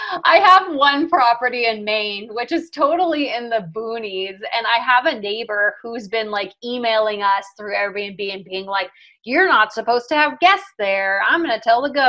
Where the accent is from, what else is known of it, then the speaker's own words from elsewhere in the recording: Jamaica; I was born in Jamaica